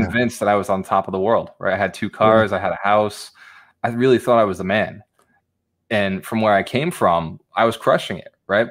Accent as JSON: {"language": "English", "town": "Fall River", "region": "Massachusetts", "country": "United States", "tie": "born or raised there", "said": "I was born in Fall River, Massachusetts, which if you do look it up, it is not Boston"}